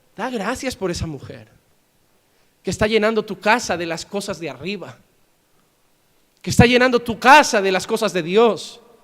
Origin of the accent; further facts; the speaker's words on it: Spain; Yo soy español